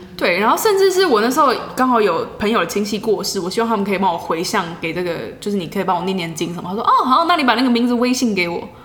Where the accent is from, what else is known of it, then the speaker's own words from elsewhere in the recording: Taiwan; 我从台湾来的